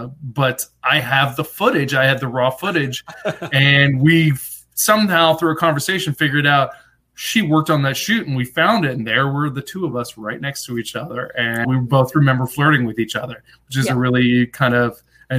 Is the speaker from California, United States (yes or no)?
no; Atlanta, Georgia, United States; also born or lived in Lawrenceburg; I grew up in Atlanta for the most part. We moved to this small town in Tennessee called Lawrenceburg. Very small rural town.